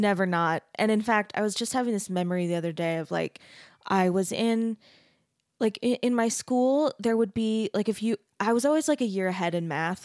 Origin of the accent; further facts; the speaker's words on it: Arizona, United States; I grew up in Arizona